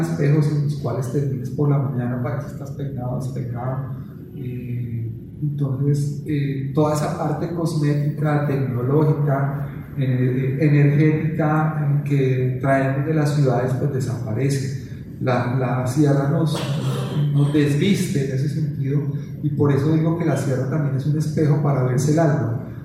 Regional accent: Bogotá, Colombia; moved away as an adult; now in Santa Marta, Colombia; soy de Bogotá

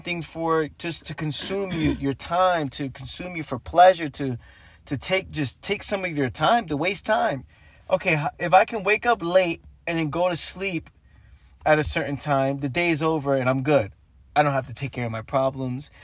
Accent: New York City, New York, United States; growing up in the Bronx, New York

